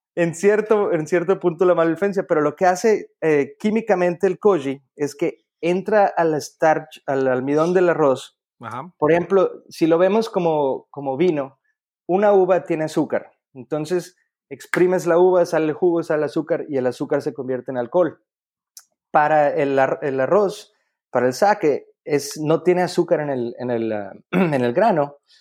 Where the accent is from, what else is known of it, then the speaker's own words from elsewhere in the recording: Mexico; los mexicanos somos